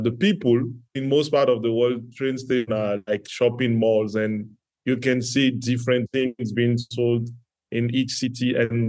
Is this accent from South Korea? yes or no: no; Benin; English is a second language; moved away as an adult; now in Côte d'Ivoire; I was born in West Africa in Benin Republic, right beside Nigeria. And I grew up in a multicultural family where my dad shares some Ghanaian origin with Benin, and my mom being from Benin.